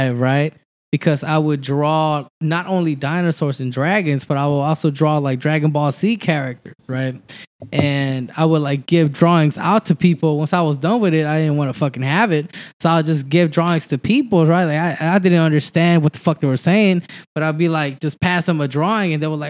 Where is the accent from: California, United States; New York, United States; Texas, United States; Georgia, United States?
Texas, United States; Houston; English is a second language; I was raised in Southwest A-Leaf, Texas